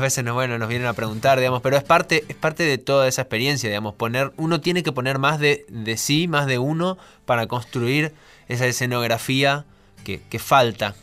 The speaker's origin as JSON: {"language": "Spanish", "region": "Formosa", "country": "Argentina", "tie": "born or raised there", "moved": "yes", "lives_now": "Buenos Aires, Argentina", "said": "Somos mellizos, nacimos con siete meses. Sí. Y bueno, imagínate que somos de Formosa"}